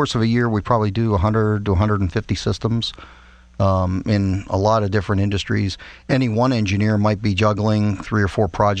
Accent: Pittsburgh, Pennsylvania, United States; Well, I was born in Pittsburgh.

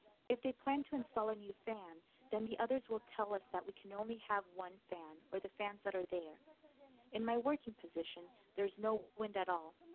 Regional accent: Shanxi, China; moved away as an adult; now in Shenzhen, China; I'm from the Shanxi province. My family plants corn, patties, and potatoes.

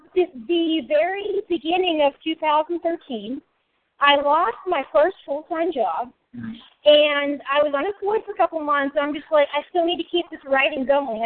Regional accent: Pittsburgh, Pennsylvania, United States; also born or lived in Edinburgh; I'm originally from the South Hill of Pittsburgh

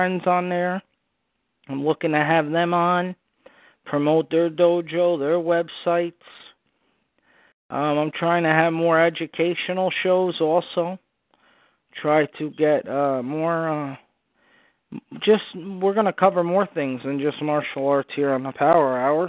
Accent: Union, New Jersey, United States; I'm from Union

